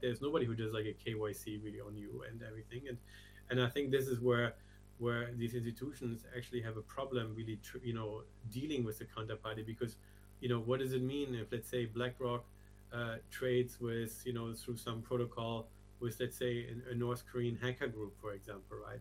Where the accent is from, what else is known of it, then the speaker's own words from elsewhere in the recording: Germany; moved away as an adult; also born or lived in Asia / Hong Kong / London; I you know was usually born and born and raised in Germany. Left something like 25 years ago